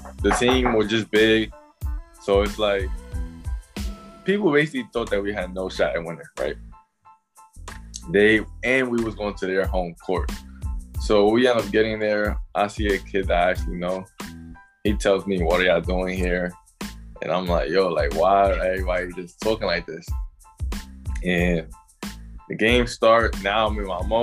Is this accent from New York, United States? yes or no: yes; New York City, New York, United States; I was born and raised in Brooklyn, New York.